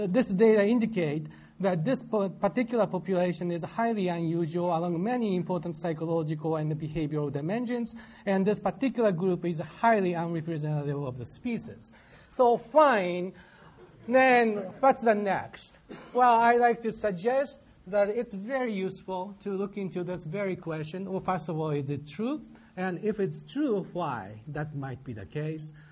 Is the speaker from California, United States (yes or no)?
no; Michigan, United States; uh, to come here, uh, despite the fact that I'm from Michigan.